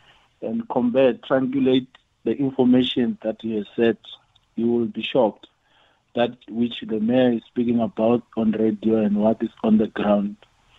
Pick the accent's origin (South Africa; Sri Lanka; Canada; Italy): South Africa; Mpumalanga; also born or lived in Dr JS Moroka municipality; now in Centurion, South Africa; I grew up in Temsila municipality and Dr. James Mroka municipality.